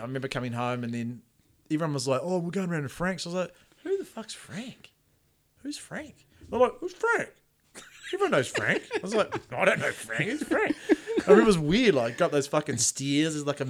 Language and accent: English; Greymouth, West Coast, New Zealand; also born or lived in Gisborne; Because I come back from Gisborne after being, like, you know, a Greymouth local and then went away, and then I came back as, like, the new guy almost, apart from the people who knew me.